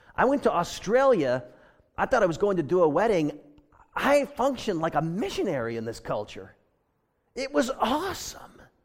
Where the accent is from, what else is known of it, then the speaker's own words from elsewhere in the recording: United States; now in Pasadena, United States; I am an American